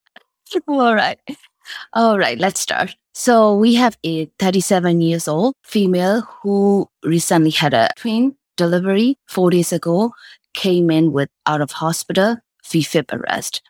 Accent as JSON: {"language": "English", "country": "Myanmar", "tie": "born or raised there", "also_born_or_lived": "Michigan", "moved": "as an adult", "said": "I was born and raised in Myanmar"}